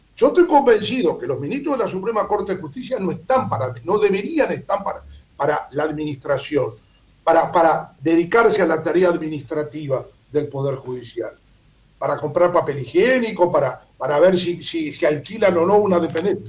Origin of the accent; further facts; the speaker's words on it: Uruguay; como profesor de Derecho Constitucional, como uruguayo